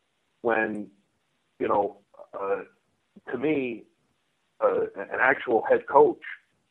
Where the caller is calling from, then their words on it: State College, Pennsylvania, United States; I'm actually calling from State College, PA. I'm on the road for work.